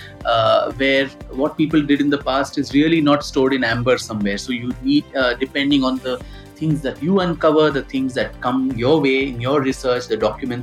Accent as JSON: {"language": "English", "country": "India", "said": "as an Indian and as a student of music and history"}